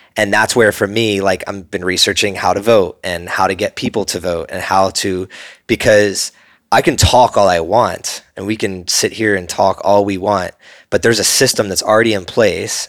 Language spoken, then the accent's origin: English; New Jersey, United States; I grew up in New Jersey